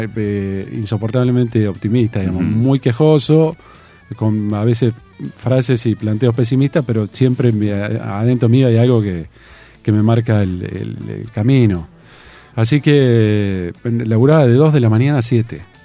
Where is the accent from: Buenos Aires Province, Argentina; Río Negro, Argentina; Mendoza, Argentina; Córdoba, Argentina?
Buenos Aires Province, Argentina; Tandil; also born or lived in Mar del Plata; yo me crié en Tandil, nací en Mar del Plata, pero me crié en Tandil